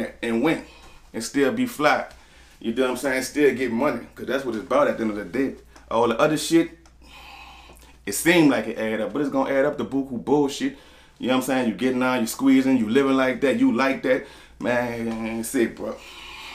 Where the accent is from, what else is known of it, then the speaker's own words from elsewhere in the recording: New Orleans, Louisiana, United States; I'm from the Forewalk. I'm from downtown, Conside Street. Next street over, Banville Street